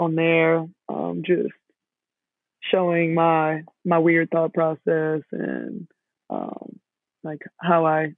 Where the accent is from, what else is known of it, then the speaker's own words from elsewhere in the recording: Houston, Texas, United States; I'm from Houston, and I live back here